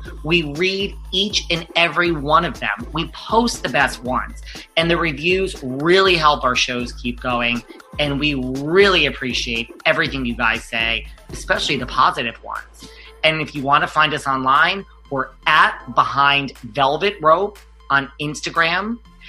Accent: New York, United States; I'm from New York.

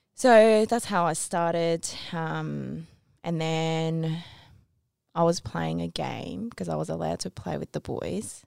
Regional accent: Tokyo, Japan; I was born in Tokyo

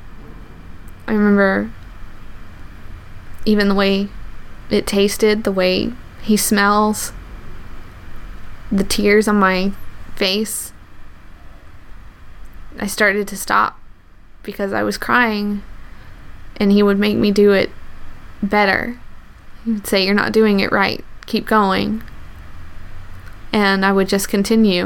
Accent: the South, United States; I grew up in the South

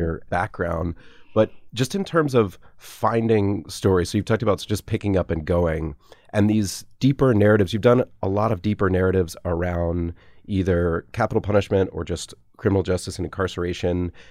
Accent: Atlanta, Georgia, United States; moved away; also born or lived in Nashville; I grew up in Atlanta

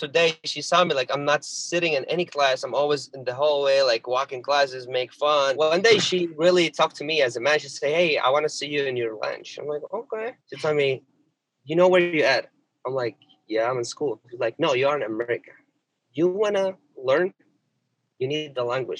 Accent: Syria; English is a second language; also born or lived in Egypt; now in Chicago, United States

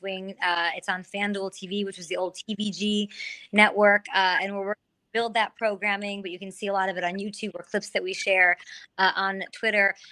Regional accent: Chicago, Illinois, United States; moved away as an adult; also born or lived in Missouri; I grew up in Chicago, went to Mizzou.

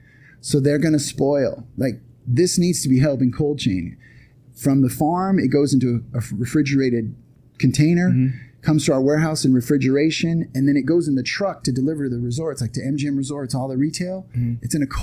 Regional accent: Long Beach, California, United States; so I'm from Long Beach too

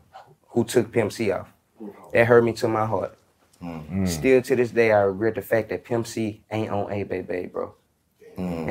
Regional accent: Louisiana, United States; I'm from Louisiana

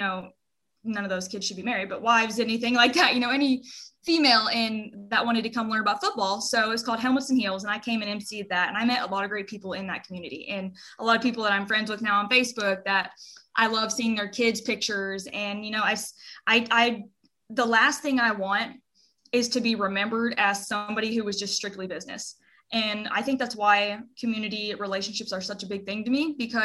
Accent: Henrietta, Oklahoma, United States; I'm from Henrietta, Oklahoma

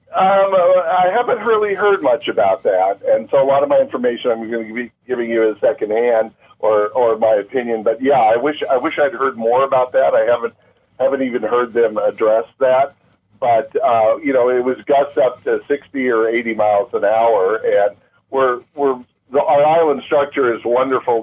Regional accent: Maui, Hawaii, United States; moved away; Maui uh, uh was my first home. We moved here as kids, and uh, aside from being a beautiful island, it's my hometown

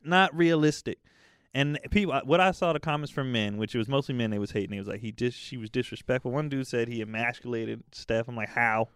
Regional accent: the Bay Area, California, United States; I'm from the Bay, when I was growing up, the Warriors sucked

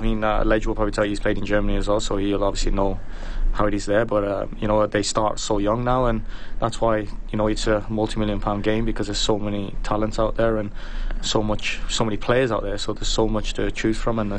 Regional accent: Birmingham, West Midlands, United Kingdom; moved away; also born or lived in Norway; I grew up in Birmingham in England.

